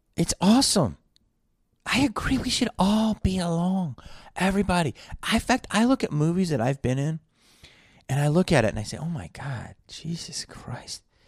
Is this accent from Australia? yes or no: no; Philadelphia, Pennsylvania, United States; growing up in Philly